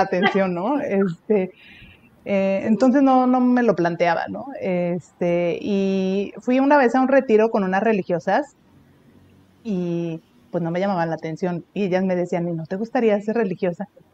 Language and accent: Spanish; Puebla, Mexico; moved away as an adult; also born or lived in Tampico, Tamaulipas; now in Monterrey, Mexico; soy de, soy de Puebla, aunque nací en Tamaulipas, ¿verdad? Yo nací en Tampico